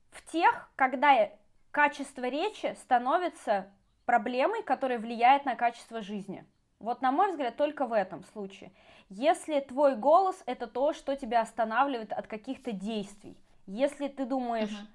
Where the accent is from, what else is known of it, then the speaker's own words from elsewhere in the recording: Saint Petersburg, Russia; moved away as an adult; now in Moscow, Russia; вообще, я из Петербурга, но я э, мигрировала 10 лет в Москву назад